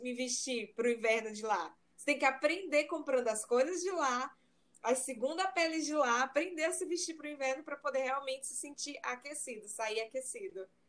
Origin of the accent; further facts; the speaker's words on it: Maranhão, Brazil; also born or lived in Ireland; Eu sou maranhense